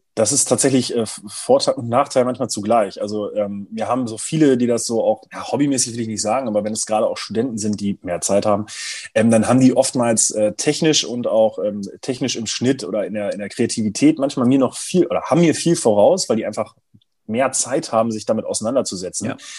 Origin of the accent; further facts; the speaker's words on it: Braunschweig, Lower Saxony, Germany; aus, aus Braunschweig, aus meiner Heimatstadt